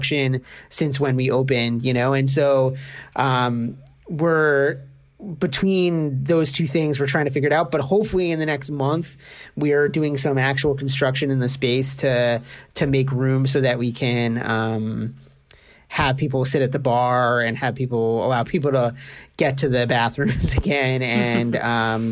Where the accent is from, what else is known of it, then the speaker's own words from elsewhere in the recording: New York City, New York, United States; moved away as an adult; now in Kingston, United States; I grew up in Brooklyn and moved up here around 7.5 years ago now.